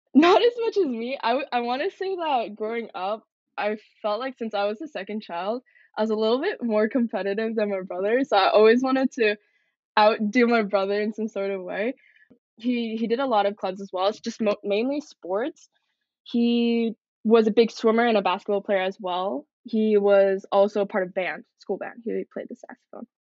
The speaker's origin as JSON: {"language": "English", "town": "Coquitlam", "region": "British Columbia", "country": "Canada", "tie": "born or raised there", "also_born_or_lived": "Seongnam, Gyeonggi-do, South Korea", "said": "moved to Canada, Coquitlam, BC, when I was a year old."}